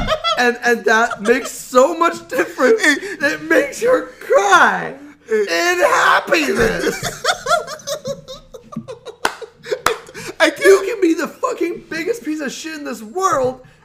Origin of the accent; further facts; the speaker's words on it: the South, United States; I was raised in the South with an identity that was very unique to someone in the South.